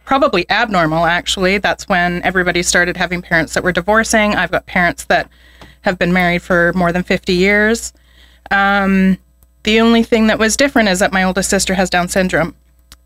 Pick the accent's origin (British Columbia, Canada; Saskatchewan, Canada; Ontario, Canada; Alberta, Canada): Alberta, Canada; Edmonton; also born or lived in Spruce Grove; And I grew up in Edmonton. And when I was a young teenager, we moved to Spruce Grove